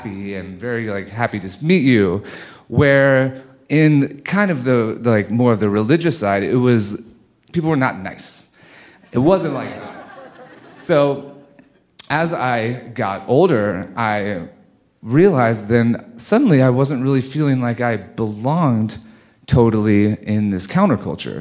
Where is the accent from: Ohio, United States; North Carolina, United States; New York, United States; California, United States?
Ohio, United States; Cincinnati; Growing up in Cincinnati, Ohio